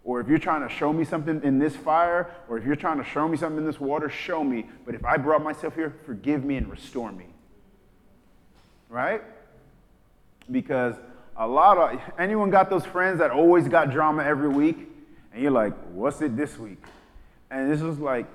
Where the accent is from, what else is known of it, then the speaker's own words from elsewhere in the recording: New York, United States; when I was growing up in New York